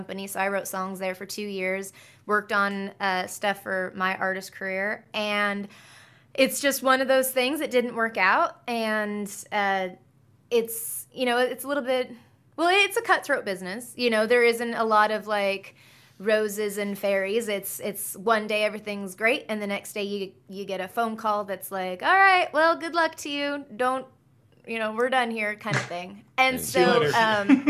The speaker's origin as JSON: {"language": "English", "region": "British Columbia", "country": "Canada", "tie": "born or raised there", "moved": "as an adult", "lives_now": "Nashville, United States", "said": "I was born and raised in British Columbia"}